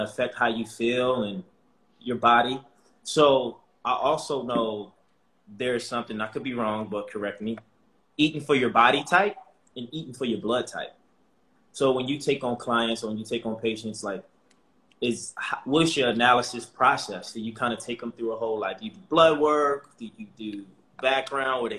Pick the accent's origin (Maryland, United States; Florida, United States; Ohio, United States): Maryland, United States; Baltimore; I'm from Baltimore, Maryland, grew up in the inner city.